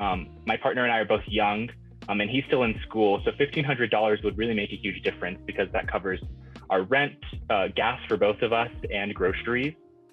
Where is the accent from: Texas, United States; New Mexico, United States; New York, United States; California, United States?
New Mexico, United States; Farmington; now in Albuquerque, United States; I'm 24 years old and I'm Nuevo Mexicano Chicano. I'm originally from Farmington, New Mexico, but I live now in Albuquerque